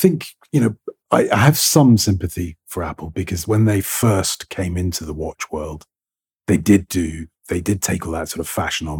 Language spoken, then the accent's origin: English; England, United Kingdom; accent: received pronunciation British; my received pronunciation British accent, because that's my accent.